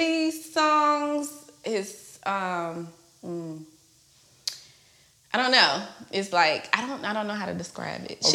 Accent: Charlotte, North Carolina, United States; I'm from Charlotte, originally.

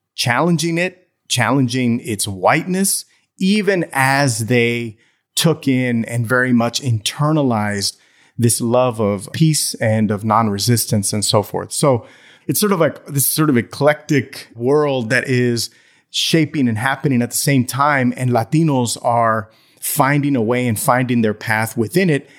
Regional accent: Brownsville, Texas, United States; I grew up in Brownsville, Texas

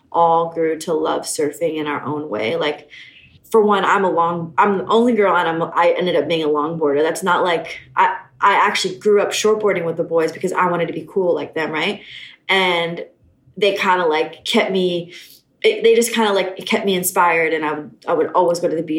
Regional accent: Honolulu, Hawaii, United States; We grew up in town, so we're townies. We grew up surfing in Waikiki.

